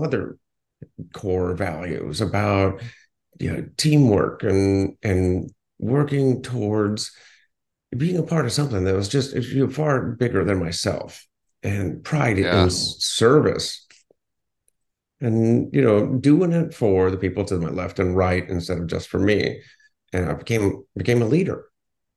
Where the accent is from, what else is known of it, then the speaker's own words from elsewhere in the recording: Ohio, United States; I grew up in Ohio.